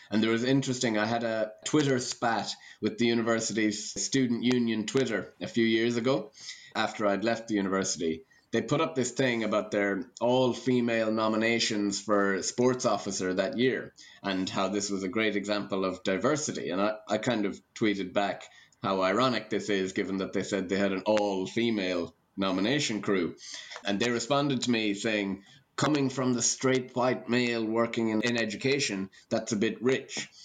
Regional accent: Ireland; Gaelic games is one of the aspects about being Irish that I'm very proud of.

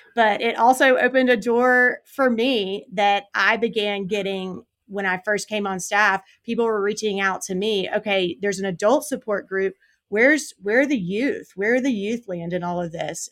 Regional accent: South Carolina, United States; born and raised in South Carolina

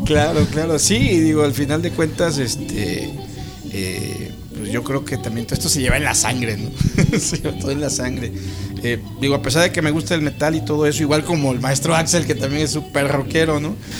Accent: Juan Díaz Covarrubias, Veracruz, Mexico; soy de Juan Díaz Covarrubias

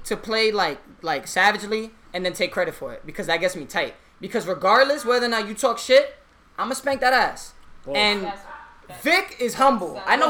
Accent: New York City, New York, United States; I grew up in the Bronx

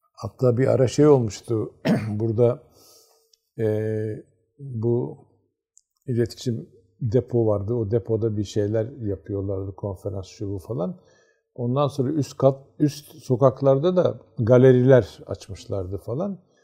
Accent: Siirt, Siirt Province, Turkey; ben Siirtliyim. Yani ailem de Siirtli.

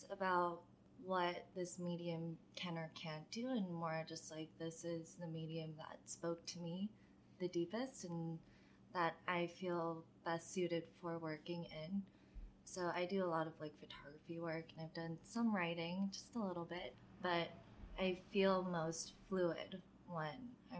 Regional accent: Maryland, United States; For me, whenever I talk about Maryland, it's always just like the opening chapter of my book

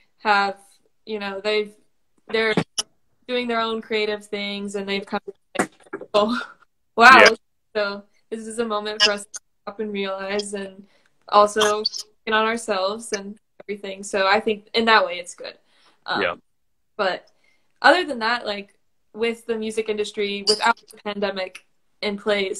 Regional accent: Bloomington, United States; I'm personally from Bloomington

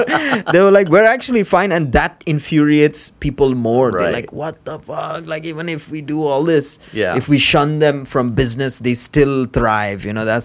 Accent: Sri Lanka; now in United Arab Emirates; we're from Sri Lanka.

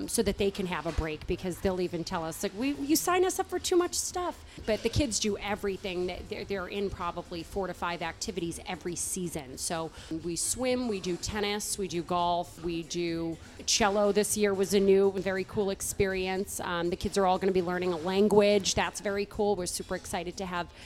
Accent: Boston, Massachusetts, United States; now in Westwood, United States; I grew up in South Boston

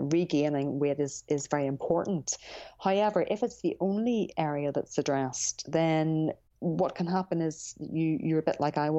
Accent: Ireland; I grew up in Ireland

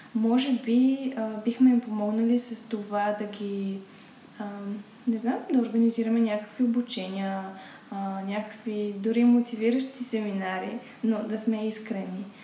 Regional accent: Bulgaria; съм се родила точно в България

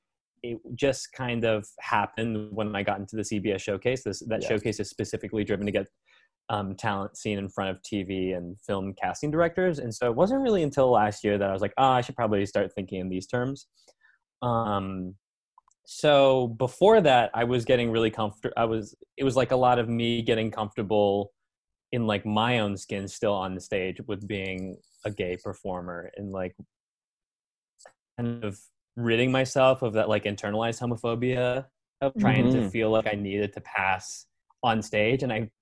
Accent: Philippines; I get that a lot, but I am Asian and I don't do that. I'm actually Filipino.

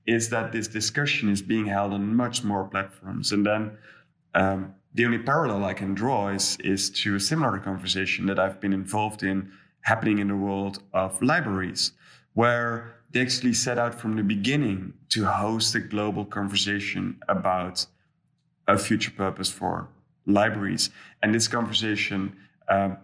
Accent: Netherlands; I'm from the Netherlands

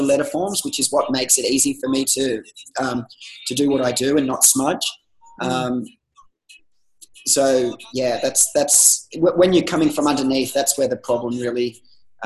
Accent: Gold Coast, Queensland, Australia; I was a guy from the Gold Coast

